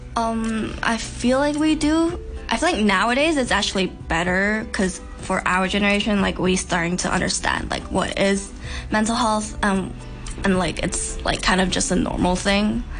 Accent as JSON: {"language": "English", "country": "Hong Kong", "tie": "born or raised there", "said": "I'm from Hong Kong and I went to an international school"}